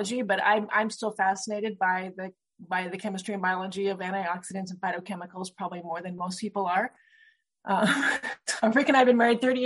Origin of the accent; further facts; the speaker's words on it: Western Washington, United States; also born or lived in Loma Linda, California; now in Yakima, United States; I grew up over in Western Washington